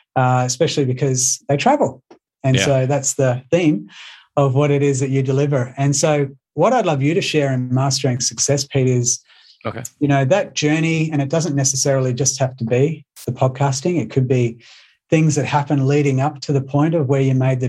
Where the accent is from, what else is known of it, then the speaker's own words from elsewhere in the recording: Australia; accent: Australian; my Australian accent